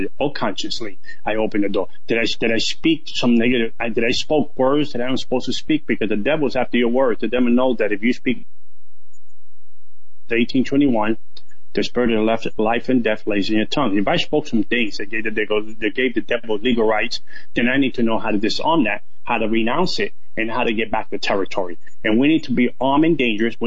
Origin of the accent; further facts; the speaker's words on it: New York City, New York, United States; I grew up in the South Bronx